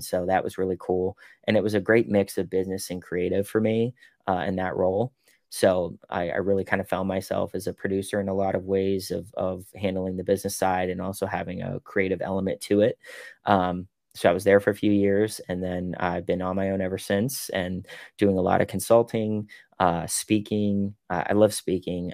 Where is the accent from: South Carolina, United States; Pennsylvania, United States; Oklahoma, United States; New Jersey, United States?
Pennsylvania, United States; Pittsburgh; I'm from Pittsburgh